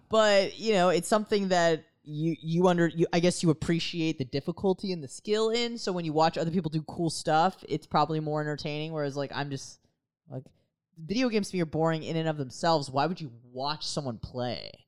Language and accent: English; United States; as an American